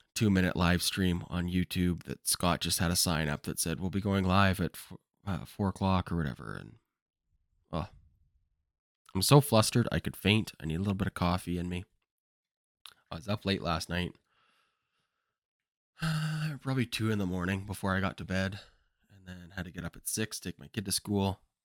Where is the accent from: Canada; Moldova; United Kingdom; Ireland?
Canada; Kamloops, British Columbia; Kamloops, which is my hometown